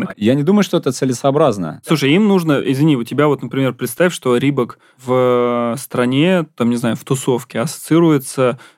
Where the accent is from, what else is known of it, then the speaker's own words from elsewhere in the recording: Ramenskoye, Moscow Oblast, Russia; а я еще из Раменского